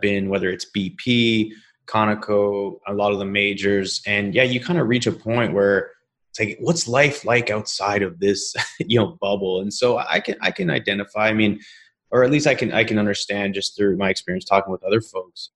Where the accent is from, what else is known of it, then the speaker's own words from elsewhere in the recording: British Columbia, Canada; also born or lived in Calgary, Canada; now in Houston, United States; I grew up in, in British Columbia. My mom and I moved out there when I was five